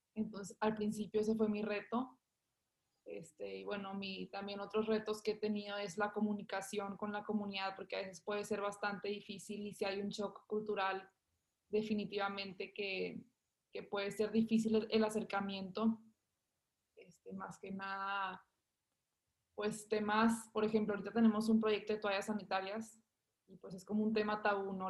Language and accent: Spanish; Monterrey, Nuevo León, Mexico; yo ahorita tengo 19 años, nací en Monterrey.